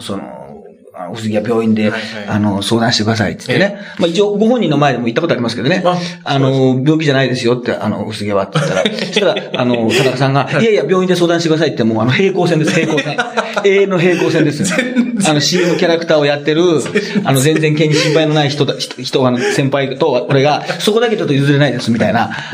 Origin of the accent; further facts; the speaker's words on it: Hyogo, Japan; moved away; also born or lived in Osaka; 俺と大阪も兵庫県出身でね、まあ大阪もサラリーマン時代に住んでました